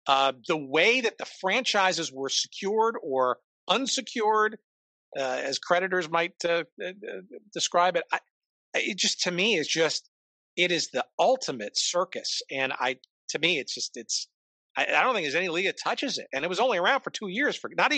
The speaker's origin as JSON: {"language": "English", "region": "New York", "country": "United States", "tie": "born or raised there", "said": "Now, I grew up in New York, so it was on Channel 5 there, the old now Fox station, but the old WNEW television, Metro Media, I guess at the time."}